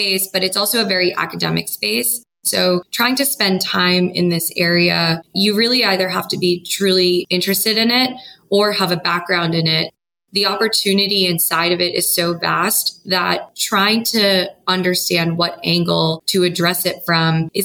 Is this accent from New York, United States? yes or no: yes; New York, United States; also born or lived in San Francisco; I grew up in New York and I went to school in New York and I started working in New York